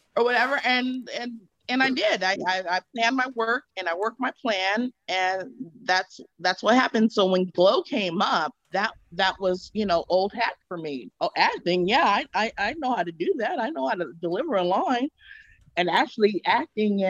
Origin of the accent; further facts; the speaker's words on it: California, United States; I'm from California